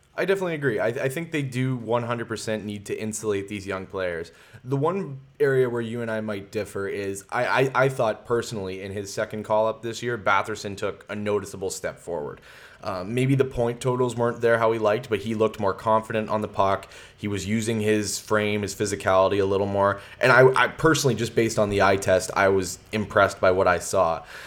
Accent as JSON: {"language": "English", "town": "Sudbury", "region": "Ontario", "country": "Canada", "tie": "born or raised there", "moved": "yes", "said": "I'm born and raised in Sudbury, so I have a, I have a lot of connections to back home"}